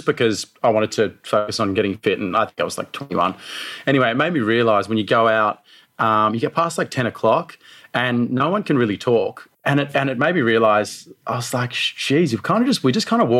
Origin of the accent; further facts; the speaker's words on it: Australia; growing up in Australia